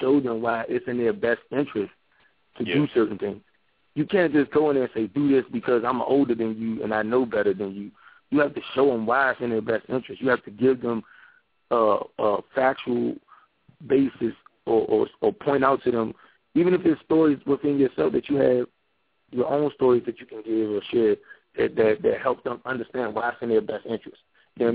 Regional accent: Washington, District of Columbia, United States; I grew up in Southeast D.C.

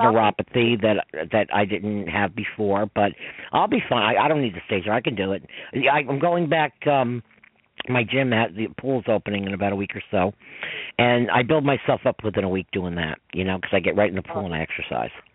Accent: Westchester, New York, United States; from New York, from Westchester

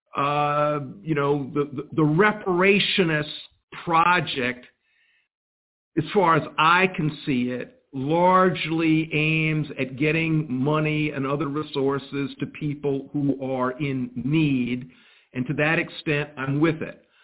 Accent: Columbia, South Carolina, United States; I was born in 1954 in Columbia, South Carolina.

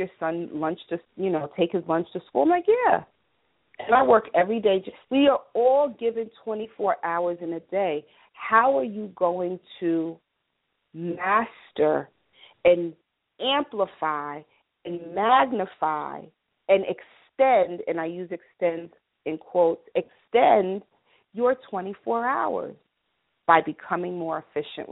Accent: New York, United States; I'm an American, 212 New York, born, bred, and raised.

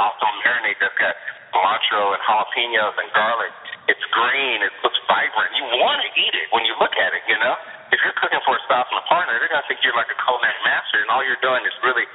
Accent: Texas, United States; I'm from Texas, and I'm based in Dallas

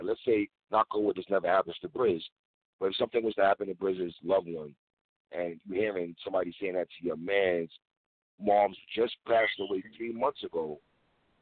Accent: New York City, New York, United States; I'm from Brooklyn, so I grew up with Muslim people in the 80s and 90s

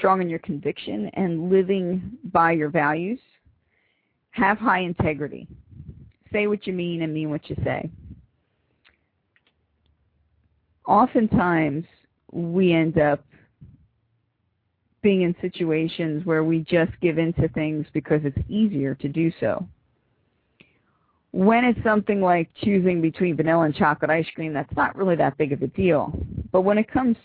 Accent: Philadelphia, Pennsylvania, United States; I'm from Philly.

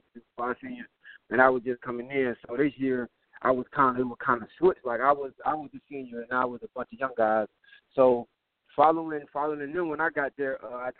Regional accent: Tampa, Florida, United States; moved away; also born or lived in Arkansas; Growing up in Tampa, I always grew up in, you know, a good environment

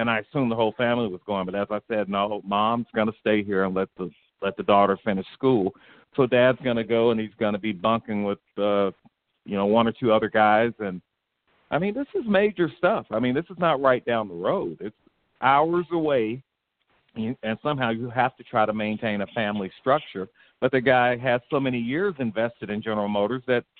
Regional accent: Texas, United States; I mean, I came from Texas.

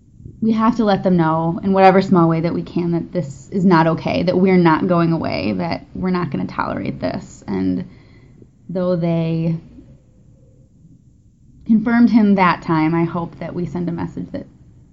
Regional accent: Illinois, United States

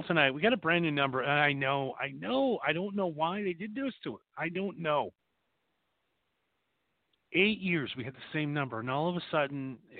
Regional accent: Wisconsin, United States; When I grew up in Wisconsin

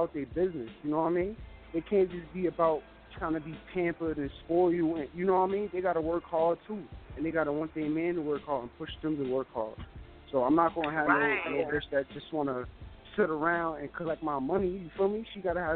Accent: New York City, New York, United States; I'm from the Bronx

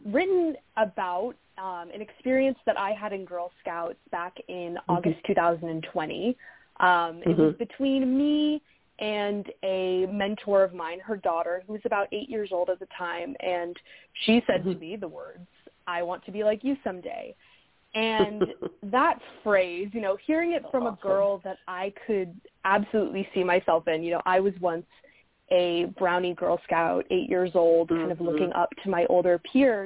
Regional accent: California, United States; born or raised there

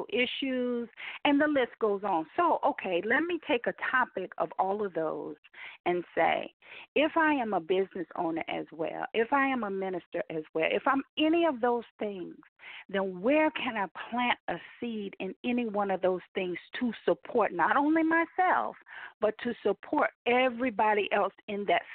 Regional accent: United States; I am, as an American

